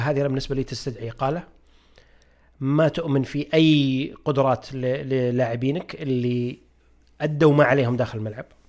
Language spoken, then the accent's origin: Arabic; Saudi Arabia; كلنا جميعا كسعوديين